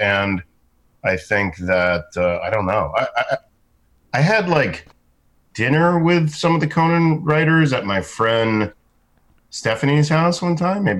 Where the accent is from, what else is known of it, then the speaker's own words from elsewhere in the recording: Boca Raton, Florida, United States; moved away as an adult; now in Los Angeles, United States; Boca Raton, Florida.